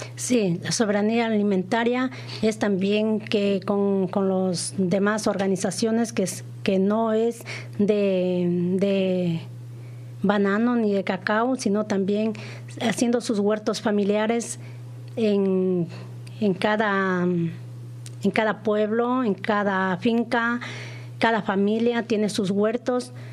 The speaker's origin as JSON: {"language": "Spanish", "country": "Ecuador", "said": "nosotros somos de allá de Ecuador, los más pequeñitos"}